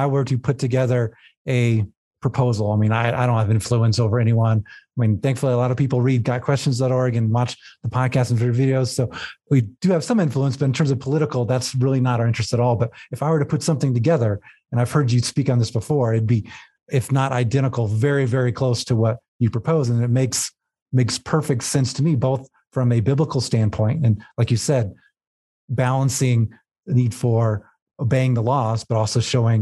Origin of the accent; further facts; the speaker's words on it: South Texas, United States; I grew up in South Texas